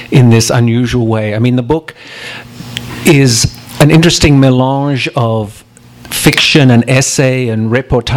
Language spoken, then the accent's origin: English; Australia; now in United States; it's great to be here as an Australian